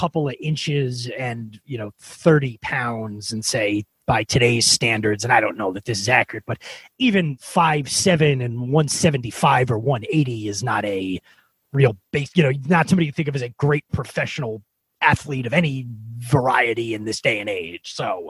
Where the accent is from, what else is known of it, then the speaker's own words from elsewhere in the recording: Southern Dutchess County, New York, United States; Southern Dutchess County, which is where Dan and I grew up. It's like the Hopewell Junction, Wappingers Falls, Fishkill, New York area, which these days is pretty suburban.